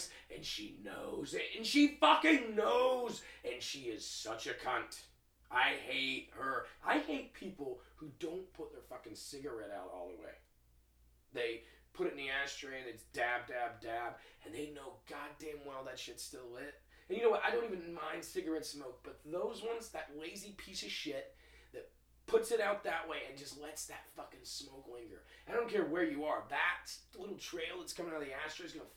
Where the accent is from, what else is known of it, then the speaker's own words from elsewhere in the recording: the South, United States; I grew up in the South